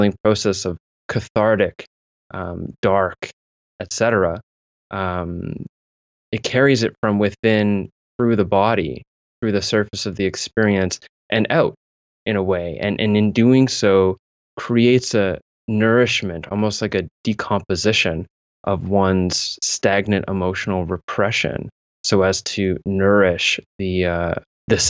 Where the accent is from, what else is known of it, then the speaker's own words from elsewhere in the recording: southwestern Ontario, Canada; also born or lived in London, Ontario / Mississauga / Kitchener; I grew up sort of jumping around towns as my father was a construction worker, following the work here in southwestern Ontario, which is where I'm living now